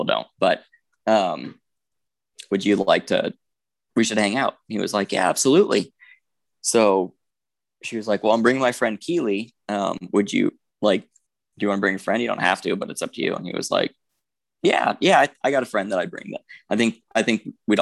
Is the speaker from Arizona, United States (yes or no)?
yes; Tucson, Arizona, United States; I'm from Tucson